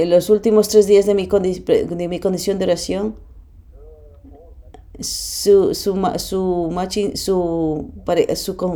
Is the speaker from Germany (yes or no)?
yes; Germany; Spanish is a second language; soy alemán, eh, vengo